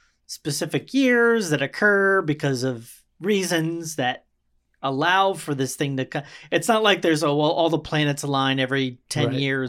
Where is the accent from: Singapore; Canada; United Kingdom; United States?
United States; Baltimore, Maryland; born there; also born or lived in Nebraska; I lived in Nebraska, dude. And I mean, it's a very different world. Like when we moved from, I was born in Baltimore.